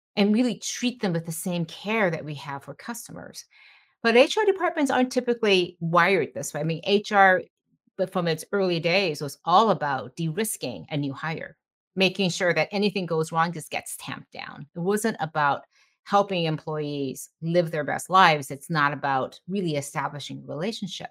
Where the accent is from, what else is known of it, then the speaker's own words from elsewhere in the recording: Detroit, Michigan, United States; I grew up in Detroit, um, the daughter of immigrants